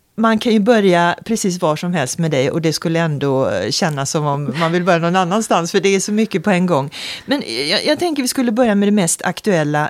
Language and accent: Swedish; Sweden; jag blir stolt både som svensk